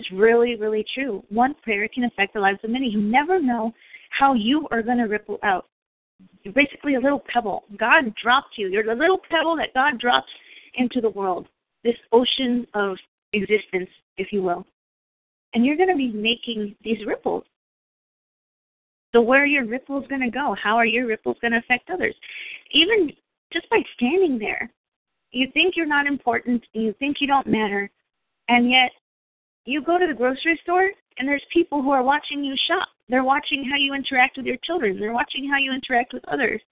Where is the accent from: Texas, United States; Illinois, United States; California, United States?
Texas, United States; moved away; also born or lived in New York; I'm from Texas